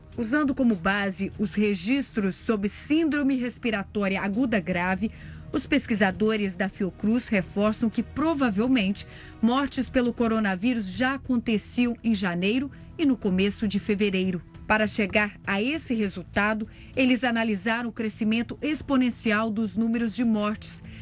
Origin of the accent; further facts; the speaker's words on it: Brazil; nós brasileiros